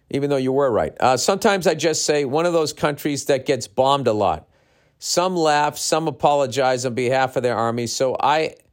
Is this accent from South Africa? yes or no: no; Mexico; now in Miami, United States; I was born and raised in Mexico, and I now live in Miami. Uh, my mom's side of the family is completely Mexican, and as I'm sure you know, us Mexican loves love limes and we also love drinking.